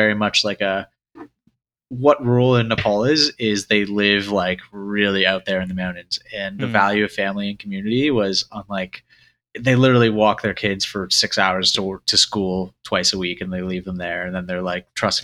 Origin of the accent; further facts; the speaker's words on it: Canada; I grew up in Canada